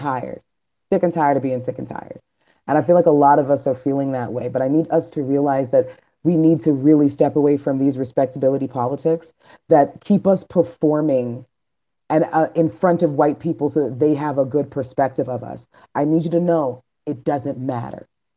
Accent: Miami, Florida, United States; Maybe I'm just from Miami.

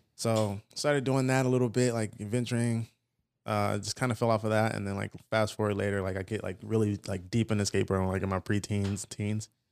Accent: Fontana, California, United States; also born or lived in Los Angeles / San Bernardino; I grew up in Fontana for the most part

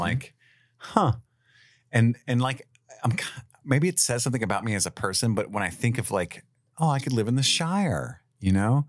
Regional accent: Cincinnati, Ohio, United States; We both lived here our whole lives

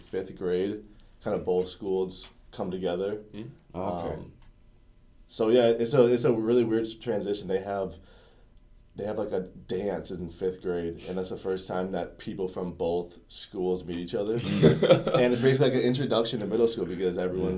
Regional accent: Chisago City, Minnesota, United States; also born or lived in St. Paul, Minnesota; I'm from Minnesota. I was actually raised in St. Paul. Then I moved up north about 45 minutes to Chisago, where I went to school from the second grade until I graduated high school.

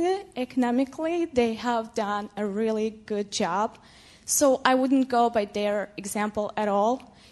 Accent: Moldova; moved away as an adult; now in United States; I'm an immigrant. I was born in Soviet Union. Now it's Moldova, the poorest country on the continent, I think, in Europe.

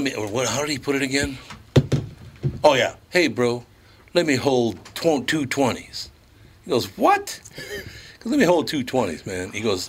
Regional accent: Minneapolis, Minnesota, United States; Well, you know, growing up in North Minneapolis, most of them were murdered.

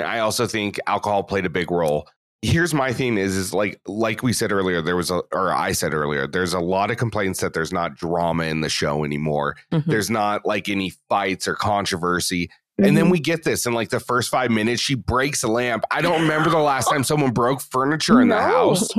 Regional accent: United States; I'm an American male

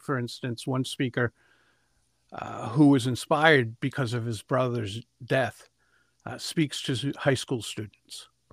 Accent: Providence, Rhode Island, United States; I grew up in Providence, the capital of Rhode Island, and great place to grow up.

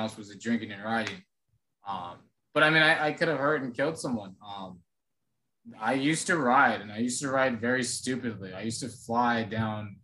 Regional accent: Phoenix, Arizona, United States; now in Texas, United States; I come from Phoenix

